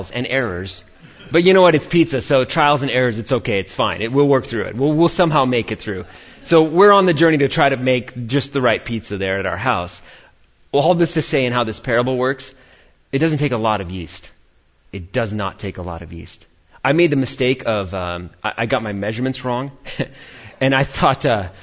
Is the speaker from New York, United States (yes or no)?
yes; New York, United States; born and raised in New York